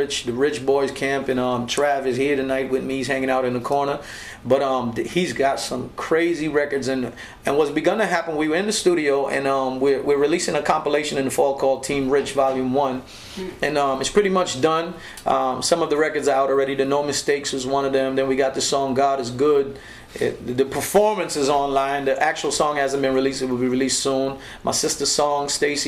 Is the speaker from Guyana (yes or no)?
yes; Linden, Upper Demerara-Berbice, Guyana; moved away; going back home to my home country, and we went back to Linden, Guyana